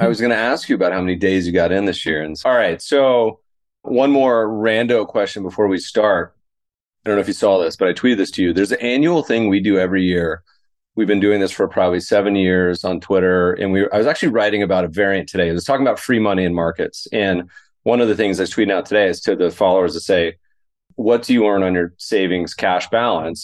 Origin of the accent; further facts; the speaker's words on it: Colorado, United States; also born or lived in Lake Tahoe, California/Nevada; now in Los Angeles, United States; I grew up skiing in Colorado